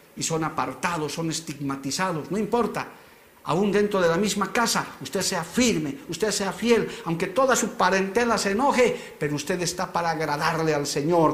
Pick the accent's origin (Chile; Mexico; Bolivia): Bolivia; como bolivianos